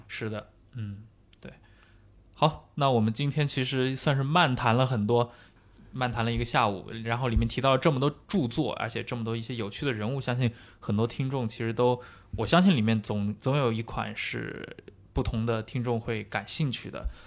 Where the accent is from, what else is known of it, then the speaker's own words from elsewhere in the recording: China; 我们本身是中国人嘛